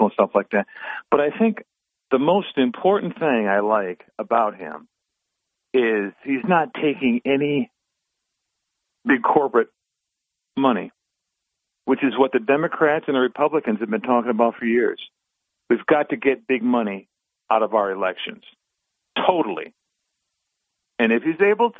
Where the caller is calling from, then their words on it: Binghamton, New York, United States; calling from Binghamton